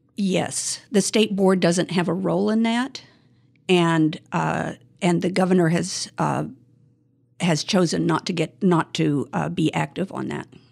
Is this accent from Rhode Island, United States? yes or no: no; Tulsa, Oklahoma, United States; moved away as an adult; also born or lived in Washington, D.C.; now in Bay Area, United States; I was, uh, born and raised in Tulsa, Oklahoma